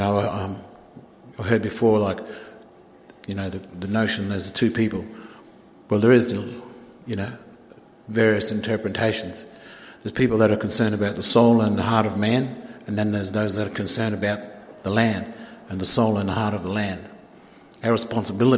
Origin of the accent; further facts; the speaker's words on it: Galilee Basin, Queensland, Australia; we're from the Galilee Basin.